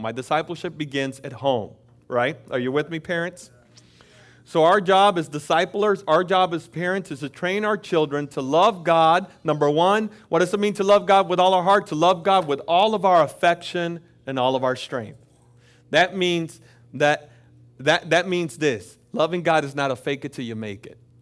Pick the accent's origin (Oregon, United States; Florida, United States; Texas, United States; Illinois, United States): Florida, United States; also born or lived in Dominican Republic; I grew up in Florida.